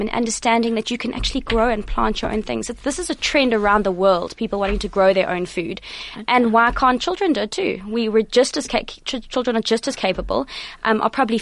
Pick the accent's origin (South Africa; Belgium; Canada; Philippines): South Africa; Eastern Cape; now in Johannesburg, South Africa; I grew up in the Eastern Cape, so we had lots of space there as well.